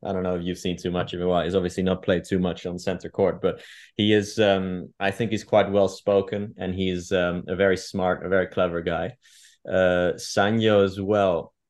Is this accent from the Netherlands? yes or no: yes; Amsterdam, North Holland, Netherlands; English is a second language; moved away as an adult; also born or lived in Gloucestershire, United Kingdom; now in Madrid, Spain; I grew up in, um, in Amsterdam, um, for the majority of my life